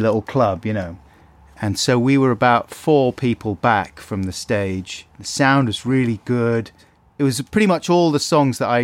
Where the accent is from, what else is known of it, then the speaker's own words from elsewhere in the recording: United Kingdom; I'm British